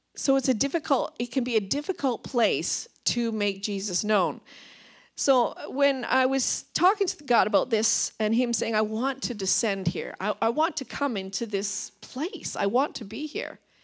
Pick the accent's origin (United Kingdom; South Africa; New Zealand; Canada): Canada; Vancouver Island, British Columbia; moved away as an adult; now in Revelstoke, Canada; I'm from Vancouver Island